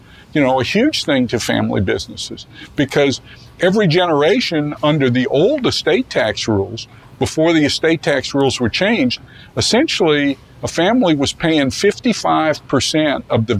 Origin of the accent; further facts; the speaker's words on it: New Orleans, Louisiana, United States; moved away as an adult; also born or lived in Avery Island, Louisiana; I grew up in New Orleans all winter and all summer at Avery Island.